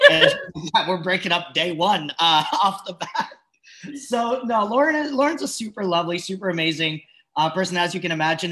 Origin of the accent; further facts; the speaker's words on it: Switzerland; I just grew up Swiss. Everyone was just Swiss